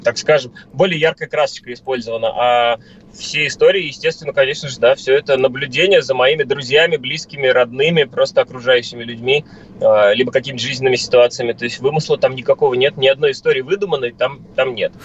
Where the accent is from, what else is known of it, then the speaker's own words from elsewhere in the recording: Moscow, Russia; я как москвич